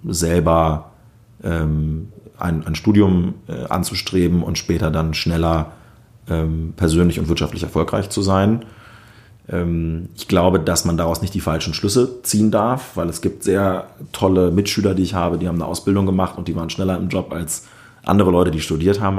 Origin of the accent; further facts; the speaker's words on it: Northeim district, southern Lower Saxony, Germany; moved away as an adult; also born or lived in Wolfenbüttel / Hamburg; now in Berlin, Germany; Ich bin in Südniedersachsen aufgewachsen, genauer gesagt im Landkreis Nordheim